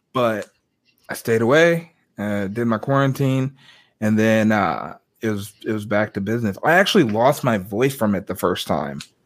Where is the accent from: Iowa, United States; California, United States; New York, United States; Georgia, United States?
Iowa, United States; Des Moines; moved away as an adult; also born or lived in Dallas, Texas; I'm from Des Moines, Iowa. I moved down there in 2016